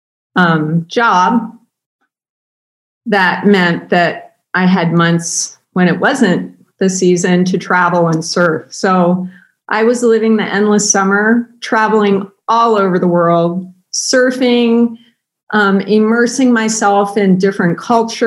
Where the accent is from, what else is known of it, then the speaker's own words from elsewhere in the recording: Ohio, United States; moved away as an adult; also born or lived in San Diego, California; now in California, United States; I grew up in Ohio.